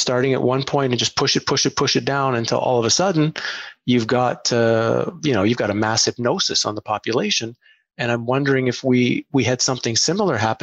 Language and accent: English; Ottawa, Ontario, Canada; I grew up in Ottawa, Canada